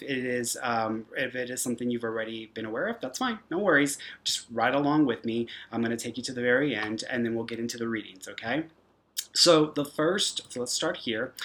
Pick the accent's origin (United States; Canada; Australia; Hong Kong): United States; Houston, Texas; moved away as an adult; now in Santa Fe, United States; I'm from Houston, Texas. Now I'm in New Mexico. I'm in Santa Fe, so that's where I am currently at.